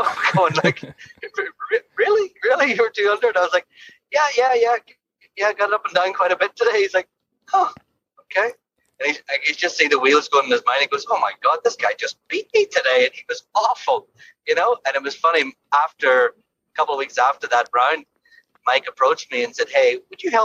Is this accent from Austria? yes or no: no; Ireland; now in London, Ontario, Canada; growing up in Ireland, I think we had to scramble a lot more